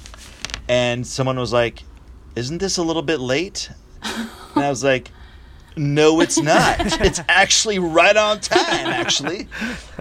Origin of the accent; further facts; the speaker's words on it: Arizona, United States; now in New York City, United States; I grew up in Arizona